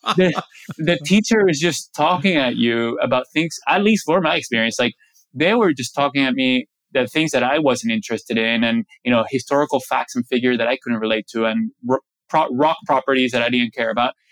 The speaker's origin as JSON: {"language": "English", "country": "Venezuela", "tie": "born or raised there", "said": "I grew up in Venezuela, about 45 minutes from the ocean"}